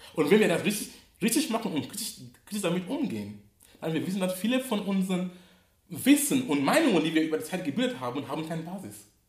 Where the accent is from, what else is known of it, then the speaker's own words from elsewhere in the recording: Cameroon; now in Hamburg, Germany; wo ich herkomme, oder, komme, oder in Kamerun, wo ich gebürtig bin